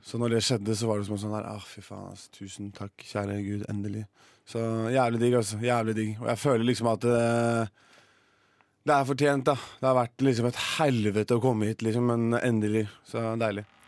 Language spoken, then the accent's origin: Norwegian; Horten, Vestfold, Norway; moved away as an adult; now in Oslo, Norway; Jeg har bare vært og besøkt moren min hjemme i Horten